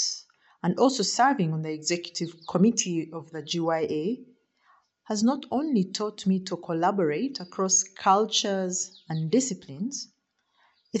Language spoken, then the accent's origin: English; Uganda; I am from Uganda